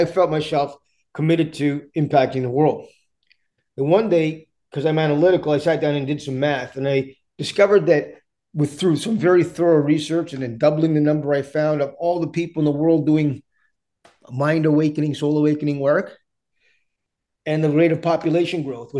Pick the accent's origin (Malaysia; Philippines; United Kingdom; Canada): Canada; English is a second language; also born or lived in India; My parents came to Canada when I was young, and grew up through some challenging spaces initially